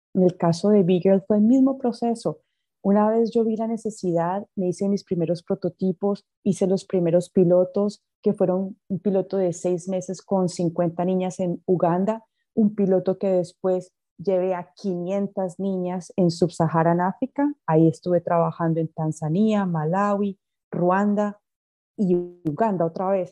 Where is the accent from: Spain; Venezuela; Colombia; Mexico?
Colombia; Coffee Axis; also born or lived in United States; now in Mozambique; yo nací en Estados Unidos, pero de más o menos unos tres años mis padres se devolvieron a Colombia y yo me crié en la zona cafetera